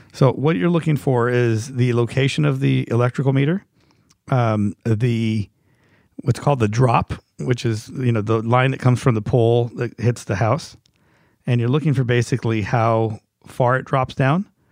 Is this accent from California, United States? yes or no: yes; Los Angeles, California, United States; I grew up in Hollywood